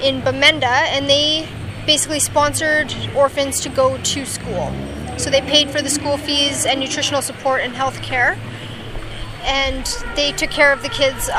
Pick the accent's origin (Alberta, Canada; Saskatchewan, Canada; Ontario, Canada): Alberta, Canada; Bonnyville; moved away as an adult; also born or lived in Zambia / Cameroon; now in British Columbia, Canada; I'm from Alberta, about 3 hours north of Edmonton